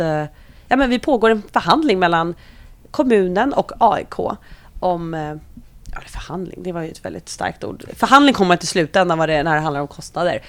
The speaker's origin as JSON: {"language": "Swedish", "town": "Solna", "region": "Stockholm County", "country": "Sweden", "tie": "born or raised there", "said": "är född och uppvuxen i Solna"}